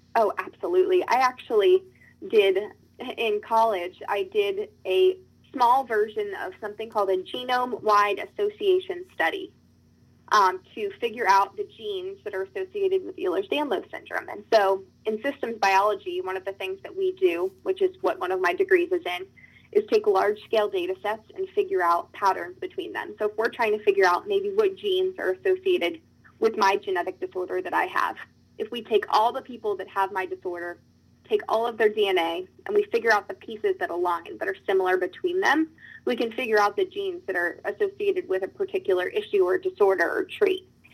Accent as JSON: {"language": "English", "region": "Virginia", "country": "United States", "said": "my home state"}